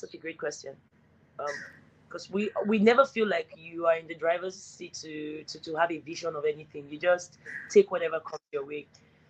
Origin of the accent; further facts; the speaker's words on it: Delta, Nigeria; I was in my home state of Delta State that day.